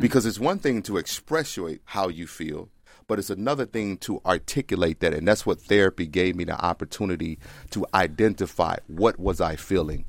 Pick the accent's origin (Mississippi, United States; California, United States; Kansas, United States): Mississippi, United States; moved away; also born or lived in Texas; I grew up in Mississippi.